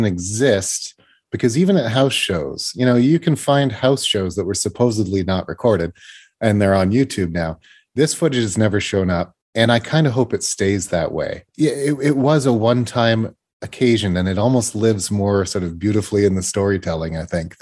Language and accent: English; Canada; I'm a Canadian boy